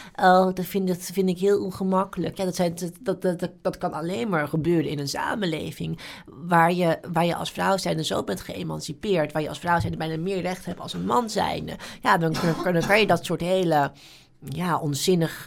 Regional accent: Netherlands; als Nederlanders

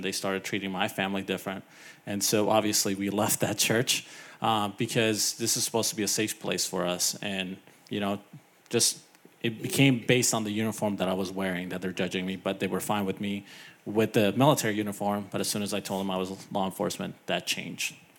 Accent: California, United States; growing up in California

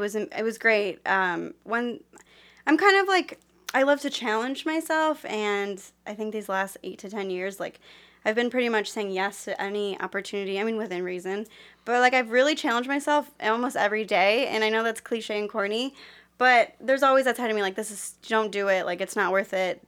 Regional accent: Cleveland, Ohio, United States; moved away; also born or lived in California; I am from Cleveland, but I was living in California

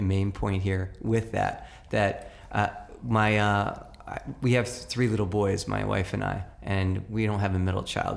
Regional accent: New York City, New York, United States; When I grew up in New York City, every mother and every grandmother on the block had a right to chastise you

